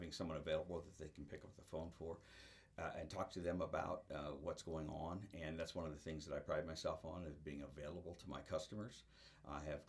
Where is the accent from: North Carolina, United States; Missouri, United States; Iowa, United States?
Iowa, United States; moved away as an adult; also born or lived in Florida / Minnesota; I grew up in Iowa and started in this business in Iowa